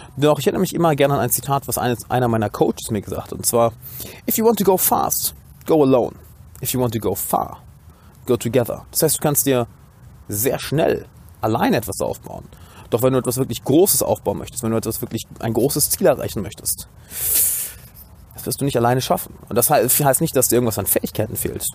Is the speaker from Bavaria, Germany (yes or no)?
no; Düsseldorf, North Rhine-Westphalia, Germany; Ich bin gerade, wie man sieht, in meiner Heimatstadt Düsseldorf